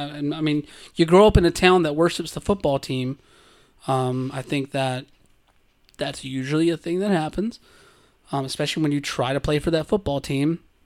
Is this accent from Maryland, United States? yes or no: no; Georgia, United States; Gender, on the other hand, let me tell you, growing up in South Georgia, you bottle up a lot.